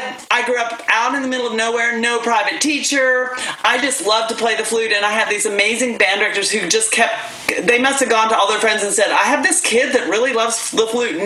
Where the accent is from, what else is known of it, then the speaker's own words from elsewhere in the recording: Dalhart, Texas, United States; also born or lived in Utah; I grew up in Dalhart, Texas, which is a little 5,000 population town up way out in the middle of nowhere in the panhandle of Texas